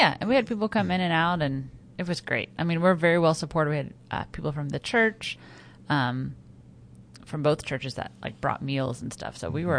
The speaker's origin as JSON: {"language": "English", "town": "Salina", "region": "Kansas", "country": "United States", "tie": "born or raised there", "moved": "yes", "said": "So we went back to my hometown, which I have not been to in 10 years."}